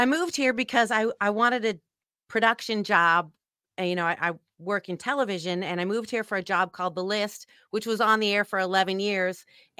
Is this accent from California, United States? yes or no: yes; San Francisco, California, United States; as you mentioned, I grew up in San Francisco.